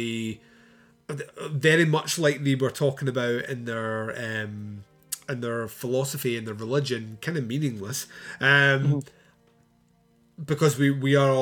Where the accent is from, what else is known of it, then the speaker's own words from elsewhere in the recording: Scotland, United Kingdom; I'm Scottish